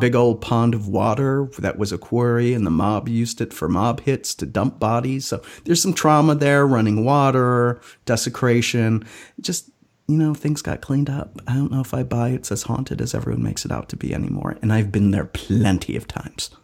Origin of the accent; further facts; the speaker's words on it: Wisconsin, United States; my home state of Wisconsin